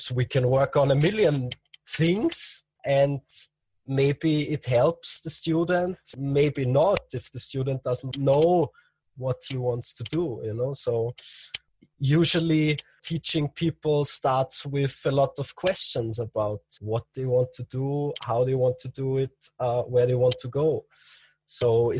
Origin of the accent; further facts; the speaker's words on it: Austria; in Austria, in my hometown